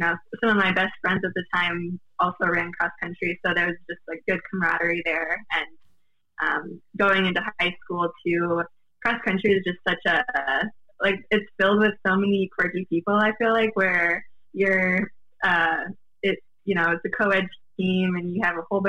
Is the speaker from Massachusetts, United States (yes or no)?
no; River Falls, Wisconsin, United States; I grew up in River Falls, Wisconsin